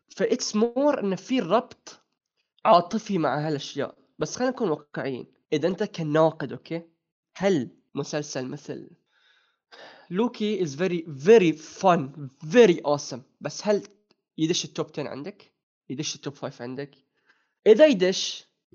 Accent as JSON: {"language": "Arabic", "country": "Bahrain", "said": "عندنا في البحرين"}